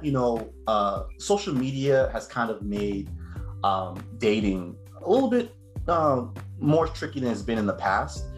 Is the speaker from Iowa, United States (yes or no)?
no; Cambridge, Massachusetts, United States; I was raised in Cambridge, Massachusetts, um, where I spent the most of my life